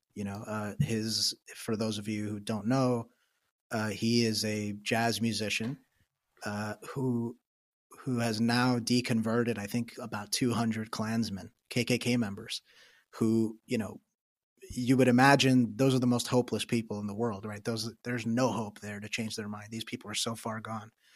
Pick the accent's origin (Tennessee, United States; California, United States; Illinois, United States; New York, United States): New York, United States; I'm from New York